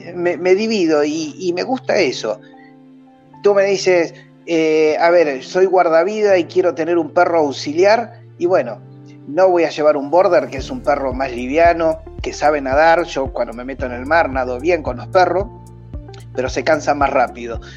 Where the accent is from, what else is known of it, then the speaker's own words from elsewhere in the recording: Argentina; soy argentino, vivo en Buenos Aires